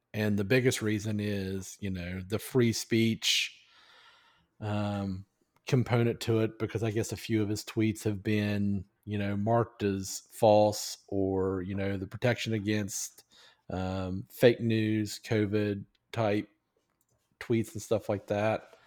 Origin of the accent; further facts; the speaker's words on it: United States; as an American